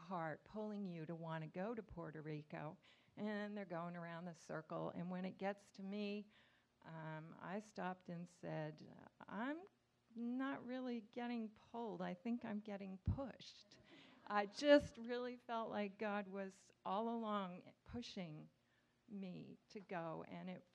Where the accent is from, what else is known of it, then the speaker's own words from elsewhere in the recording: Nova Scotia, Canada; I grew up in Canada, Nova Scotia